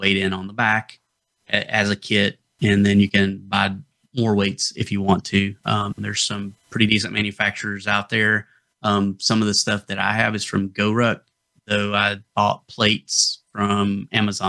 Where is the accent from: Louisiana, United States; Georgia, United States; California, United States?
Georgia, United States; the Appalachians, North; accent: Appalachian; moved away; So I'm originally from North Georgia. If you couldn't tell from the accent that I was from the Appalachians, that kind of area, that's where I'm from